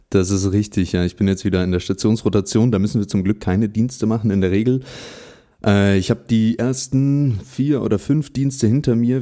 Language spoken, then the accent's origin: German; Berlin, Germany; in meiner Heimatstadt Berlin